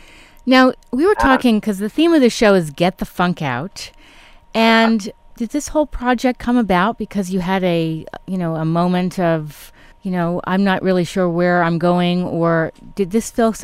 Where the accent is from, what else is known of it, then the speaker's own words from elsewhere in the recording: East Coast, United States; I am from the East Coast